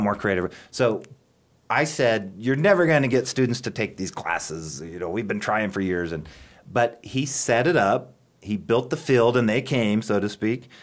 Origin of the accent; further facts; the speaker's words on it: Kimball, Nebraska, United States; moved away as an adult; also born or lived in Arizona; now in Chadron, United States; I grew up in Kimball, Nebraska